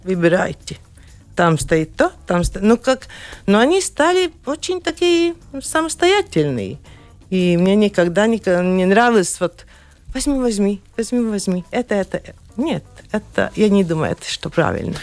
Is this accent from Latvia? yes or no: yes; Sigulda, Latvia; я родилась в Сигулде и работала в Сигулде э, в детском саду, в котором я сама шла